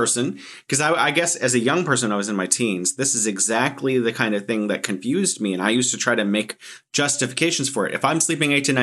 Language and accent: English; United States; as an American